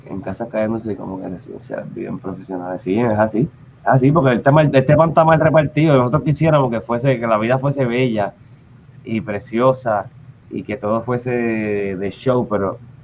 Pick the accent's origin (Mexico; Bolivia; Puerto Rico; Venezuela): Puerto Rico; Carolina; also born or lived in Santurce / Loíza; yo nací en Santurce, estuve pues, en, en Lloren un tiempito, mi mamá de Lloren. Y después que en Carolina, pero yo de Carolina